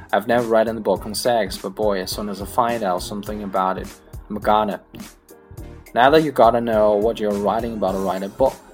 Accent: Oklahoma, United States; born there; I was born in the Indian Territory in what is now Oklahoma

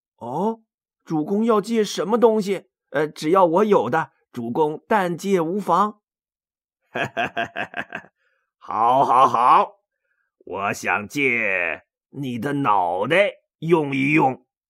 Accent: China; 我们中国人

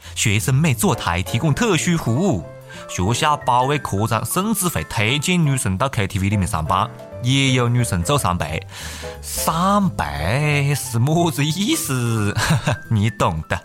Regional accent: Hunan, China; accent: Hunan dialect; 当然了，除了我们湖南方言之外了

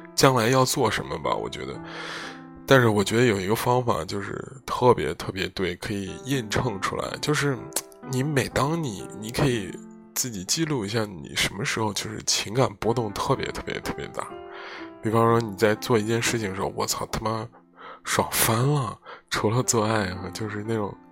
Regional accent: Zhengzhou, Henan, China; moved away; also born or lived in Rotterdam; 在回家乡郑州的路上

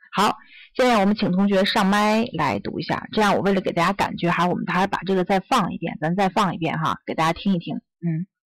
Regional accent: China; 我们中国人，咱们是不是会这样说呀

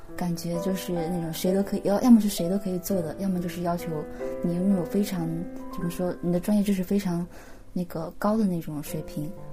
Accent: Fujian, China; first language Chinese; moved away as an adult; now in Tokyo, Japan; 我来自中国福建

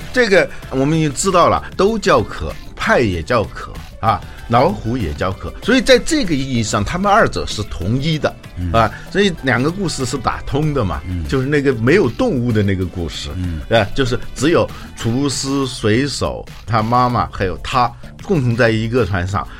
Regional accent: China; 我们中国人

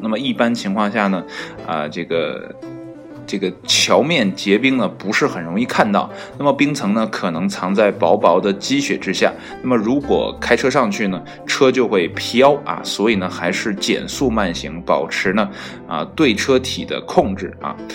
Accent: Northeast China, China; 作为一个东北人

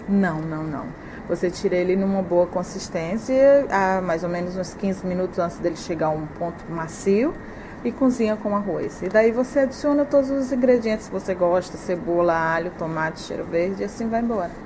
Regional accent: Ceará, Brazil; moved away as an adult; also born or lived in Fortaleza, Brazil; now in China; Eu nasci no interior do Ceará, na Sim. Serra, e eu morei lá 14 anos. Me mudei para Fortaleza com uns 15 anos, e daí eu cresci lá

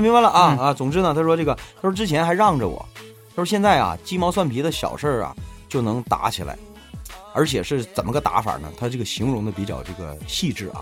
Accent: Northeast China, China; 我们东北人吧，老实讲，其实我们是不善于表达

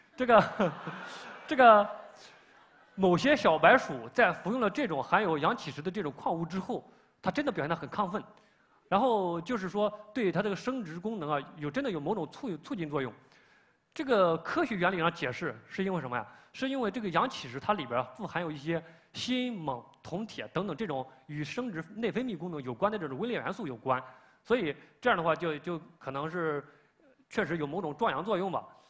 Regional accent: China; 我们中国人

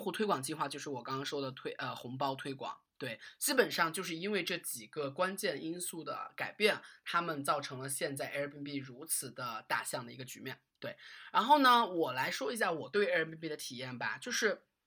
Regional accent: China; 我们中国人

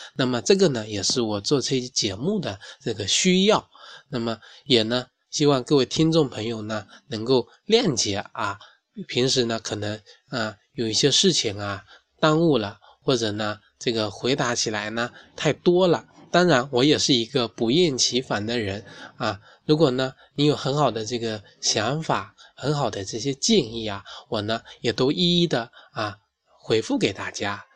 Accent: China; 我们中国人一半以上的很多成年人啊，都存在头皮健康的问题

